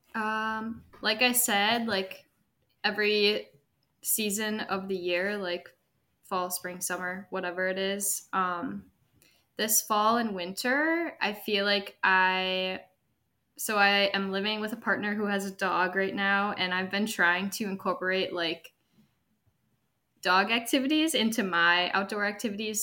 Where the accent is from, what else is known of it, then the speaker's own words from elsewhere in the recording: Milwaukee, Wisconsin, United States; also born or lived in Madison; I am from Milwaukee originally